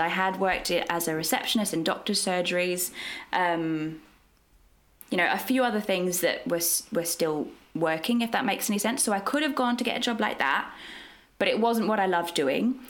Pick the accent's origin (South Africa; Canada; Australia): Australia; moved away as an adult; now in London, United Kingdom; I'm from Australia originally. That's where I trained